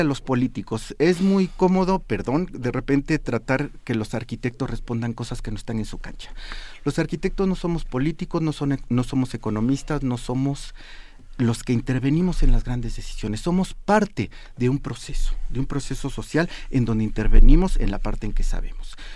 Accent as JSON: {"language": "Spanish", "region": "Mexico City", "country": "Mexico", "said": "la casa de ustedes San Mateo que se celebró ayer. Se vistió mi pueblo"}